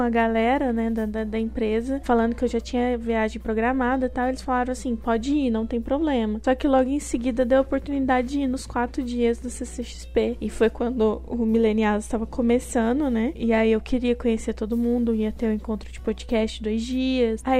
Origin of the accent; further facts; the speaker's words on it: Paraná, Brazil; accent: Minas Gerais; now in Minas Gerais, Brazil; eu sou do Paraná apesar de do sotaque mineiro e morar em Minas por enquanto, eu sou paranaense.